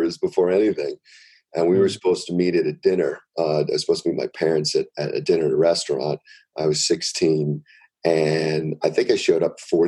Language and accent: English; New York City, New York, United States; I grew up in New York City